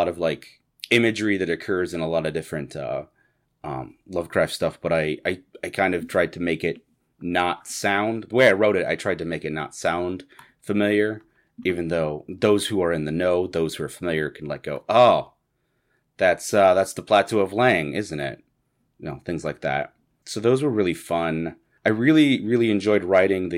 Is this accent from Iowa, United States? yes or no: yes; Iowa, United States; moved away as an adult; now in Minnesota, United States; the longer I live in Minnesota, I'm originally from Iowa.